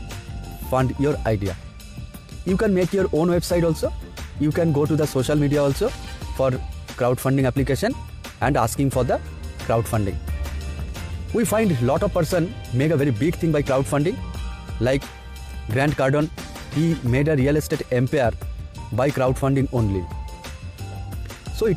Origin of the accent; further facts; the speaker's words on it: India; I am from India